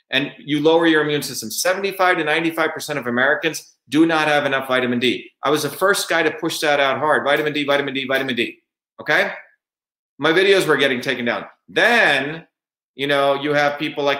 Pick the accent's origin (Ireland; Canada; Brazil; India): India; now in United States; When I grew up in India, in my small village in India, my grandmother was a village healer